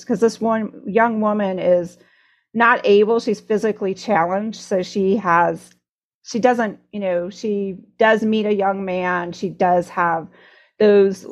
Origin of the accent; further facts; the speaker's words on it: Iowa, United States; I grew up in Iowa